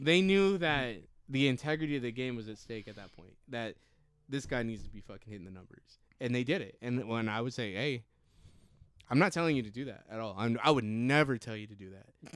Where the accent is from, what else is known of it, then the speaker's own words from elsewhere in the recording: Rialto, California, United States; we are from SoCal. And we, me and Bosky went to Eisenhower High School